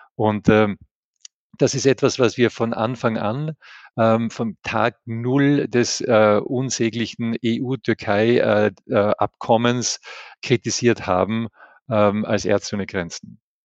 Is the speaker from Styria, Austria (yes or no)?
no; Tyrol, Austria; ich bin ein Tiroler